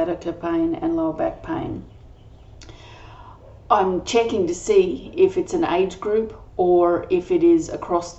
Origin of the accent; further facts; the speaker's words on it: Australia; I'm an Australian energy healer